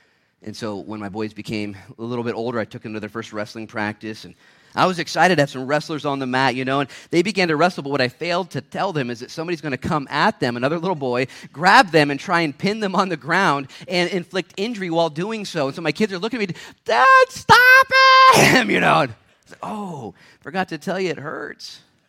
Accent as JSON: {"language": "English", "region": "Minnesota", "country": "United States", "tie": "born or raised there", "said": "I grew up in Minnesota for a little bit."}